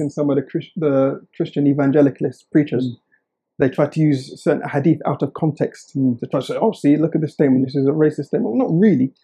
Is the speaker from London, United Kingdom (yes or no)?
no; Oxford, South East England, United Kingdom; I was born and raised in Oxford